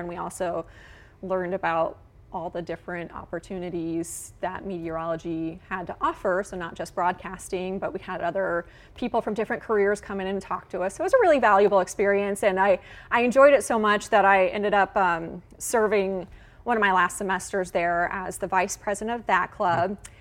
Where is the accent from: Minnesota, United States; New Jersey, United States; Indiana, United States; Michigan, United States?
Indiana, United States; West Lafayette; also born or lived in Illinois / Evansville, Indiana; I grew up in West Lafayette, and Purdue was pretty much like my playground.